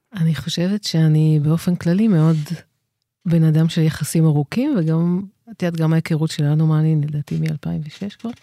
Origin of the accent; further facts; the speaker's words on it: Israel; אני גדלתי בקיבוץ